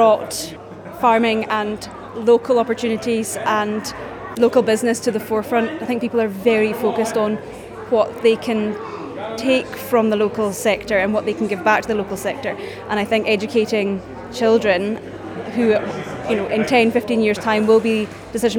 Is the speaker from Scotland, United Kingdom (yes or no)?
yes; Orkney, Scotland, United Kingdom; also born or lived in Aberdeen; now in Edinburgh, United Kingdom; You might tell by my accent, I'm from Orkney originally, and I'm a generation out of farming